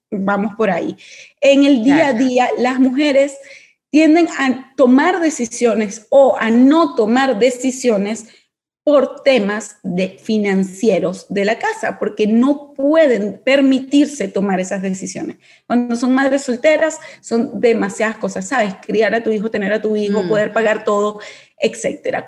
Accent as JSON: {"language": "Spanish", "country": "Venezuela", "moved": "as an adult", "lives_now": "Panama", "said": "Yo, venezolana, situación país que todo el mundo conoce, yo salgo apenas me gradúo. Apenas yo me gradué de la universidad como economista, salí de una vez de Venezuela y llegó a Panamá."}